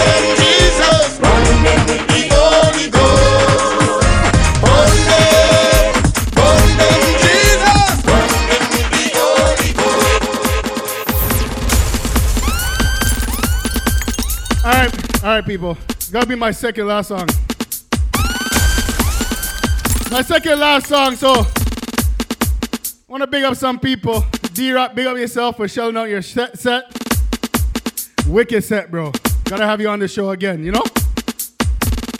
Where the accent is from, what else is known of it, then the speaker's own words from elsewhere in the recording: Jamaica; I am Jamaican